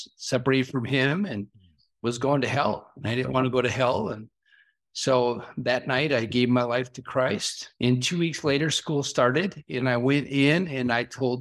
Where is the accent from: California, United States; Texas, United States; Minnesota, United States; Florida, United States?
Minnesota, United States; Brooklyn Park; we grew up in Brooklyn Park